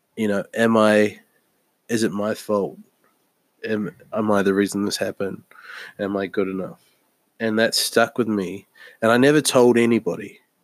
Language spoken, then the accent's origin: English; New Zealand; moved away; I lived m- my entire child life in New Zealand